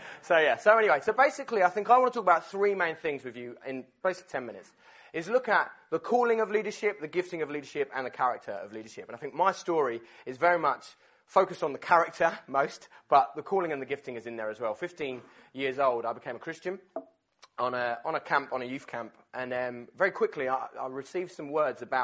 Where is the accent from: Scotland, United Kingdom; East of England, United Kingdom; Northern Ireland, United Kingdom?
East of England, United Kingdom; Essex; my church where I grew up in Essex